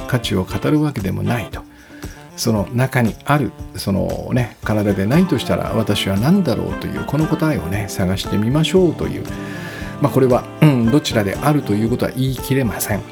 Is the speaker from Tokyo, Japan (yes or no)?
yes; Hachioji, Tokyo, Japan; 南大沢というね、ちょっと遠い、私の地元なんですが